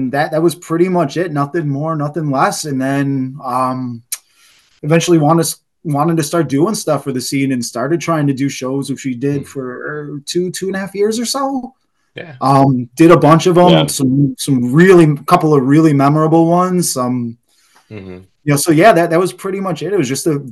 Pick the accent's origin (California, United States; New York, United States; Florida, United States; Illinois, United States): New York, United States; Buffalo; we grew up off Seneca Street